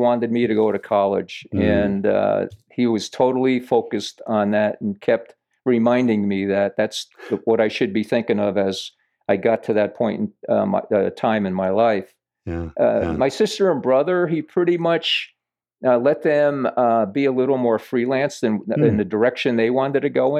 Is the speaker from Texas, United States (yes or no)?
no; Yonkers, New York, United States; I grew up in Yonkers, New York. I remember I lived in basically downtown Yonkers, 47 Linden Street.